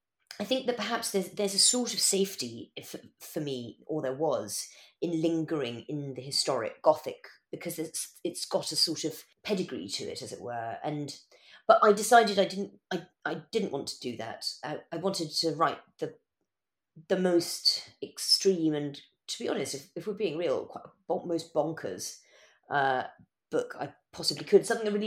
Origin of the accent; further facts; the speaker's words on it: Madagascar; also born or lived in Kenya / Yemen / Morocco; when I was growing up in Madagascar and Kenya and Yemen and Morocco, Dartmoor was where we went every summer.